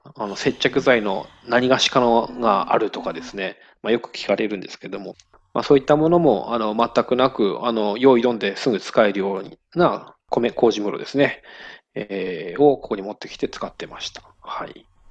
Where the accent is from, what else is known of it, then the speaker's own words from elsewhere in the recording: Miyagi, Japan; 地元の、地元宮城